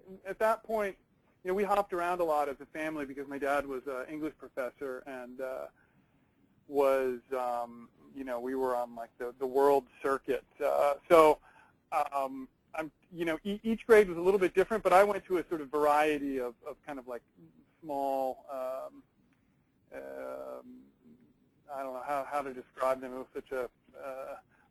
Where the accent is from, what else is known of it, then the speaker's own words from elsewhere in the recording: New England, United States; also born or lived in Vermont; I grew up in New England, so that I'm a Red Sox, Patriots, Celtics fan